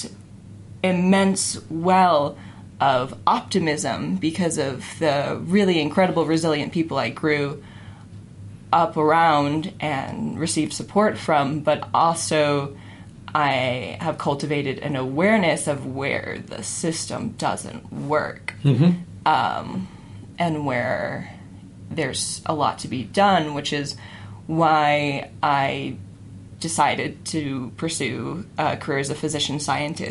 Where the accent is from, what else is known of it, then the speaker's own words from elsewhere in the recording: Forsyth County, metro Atlanta, Georgia, United States; moved away as an adult; now in Salt Lake City, United States; I was metro Atlanta. I was the epitome of the suburbs.